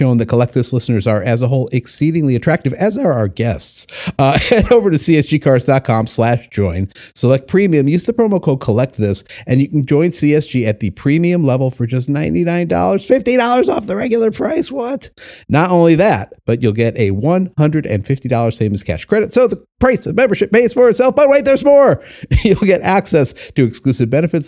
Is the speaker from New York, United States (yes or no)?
no; Chicago, Illinois, United States; I'm a Chicago guy too. I'm in Chicago right now. I live four blocks from Wrigley